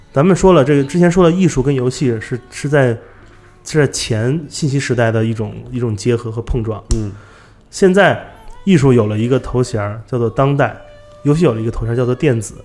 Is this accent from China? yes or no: yes; China; 因为我是中国人，嗯。我关注都是中国本地的艺术家